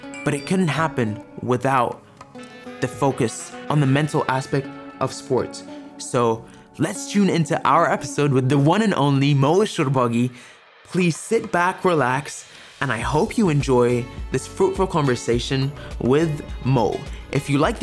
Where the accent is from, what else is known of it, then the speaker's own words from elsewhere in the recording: Egypt; Egypt is also my home country